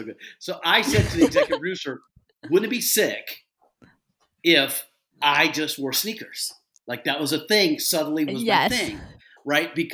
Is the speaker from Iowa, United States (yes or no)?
no; South Carolina, United States; moved away; when I was raised in South Carolina